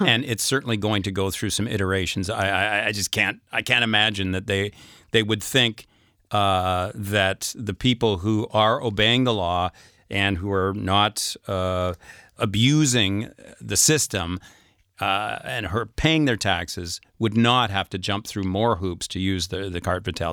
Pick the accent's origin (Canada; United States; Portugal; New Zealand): Canada; northern Saskatchewan; moved away as an adult; now in France; we used to have a place in northern Saskatchewan